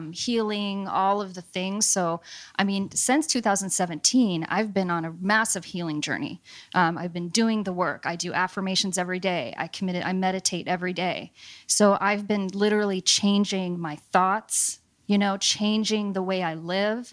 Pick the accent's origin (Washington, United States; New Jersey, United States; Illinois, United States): Washington, United States; Seattle; Born and raised in Seattle. I was born at Group Health on Broadway